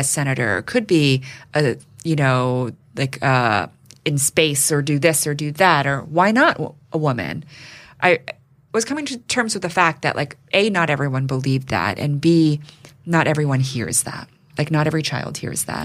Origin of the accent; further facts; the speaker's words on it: New York City, New York, United States; I grew up here in New York City